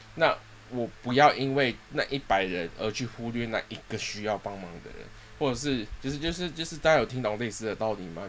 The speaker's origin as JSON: {"language": "Chinese", "country": "Singapore", "tie": "born or raised there", "said": "我是土生土长的新加坡人啦， 然后从，呃，从小就是在新加坡长大，然后我第一次来到台湾是十，十七岁的时候，那时候还未成年"}